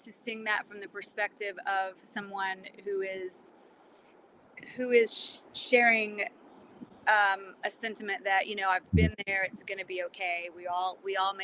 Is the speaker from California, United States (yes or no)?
no; South Central Kansas, United States; moved away as an adult; also born or lived in Wichita, Kansas; now in Nashville, United States; I'm from this little tiny farm community, in South Central Kansas